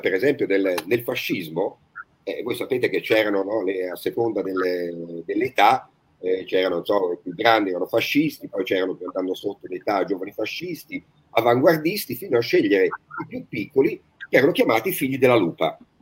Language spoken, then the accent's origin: Italian; Tuscany, Italy; noi da toscano